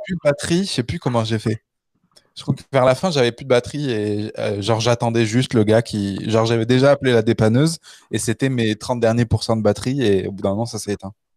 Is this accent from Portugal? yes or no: no; Le Puy-en-Velay, Auvergne-Rhône-Alpes, France; also born or lived in Canada; now in Paris, France; on est de, du Puy-en-Velay.